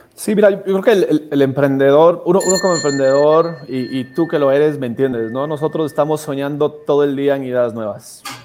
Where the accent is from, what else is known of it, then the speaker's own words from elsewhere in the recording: Ecuador; nosotros venimos de Ecuador